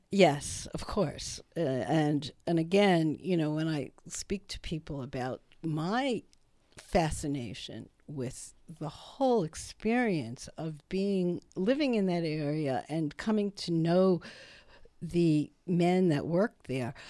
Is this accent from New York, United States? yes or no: yes; Brooklyn, New York, United States; I grew up in Brooklyn